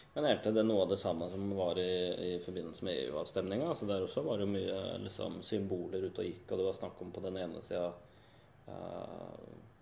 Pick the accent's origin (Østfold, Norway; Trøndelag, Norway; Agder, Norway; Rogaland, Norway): Østfold, Norway; Indre; moved away; den eh, delen av landet jeg kommer fra, fra Indre Østfold